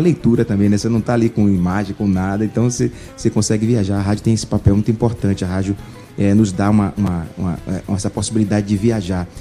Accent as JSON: {"language": "Portuguese", "region": "Bahia", "country": "Brazil", "tie": "born or raised there", "said": "nós somos baianos, nós sabemos onde o calo aperta e eu tenho muito orgulho de ter nascido na Bahia, de ser nordestino"}